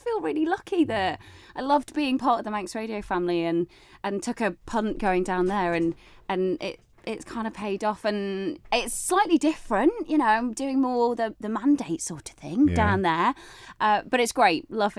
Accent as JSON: {"language": "English", "town": "St Helier", "country": "Jersey", "tie": "born there", "accent": "northern", "said": "So I was born in St Helier in the old maternity hospital, which obviously helps when I've got this sort of northern accent and I show up down there"}